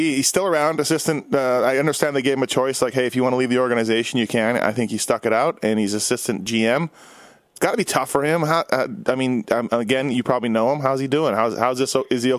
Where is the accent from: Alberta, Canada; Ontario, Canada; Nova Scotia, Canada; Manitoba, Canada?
Manitoba, Canada; Winnipeg; now in Las Vegas, United States; I'm from Winnipeg, living in Vegas, so I'm not there